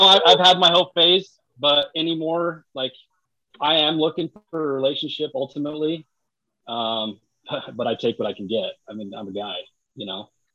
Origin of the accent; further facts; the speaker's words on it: Utah, United States; I'm from Utah.